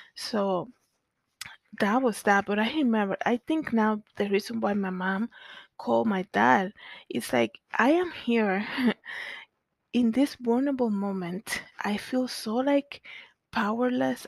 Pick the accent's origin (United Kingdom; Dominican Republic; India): Dominican Republic; Santo Domingo, Distrito Nacional; growing up in Zona Colonial in the Dominican Republic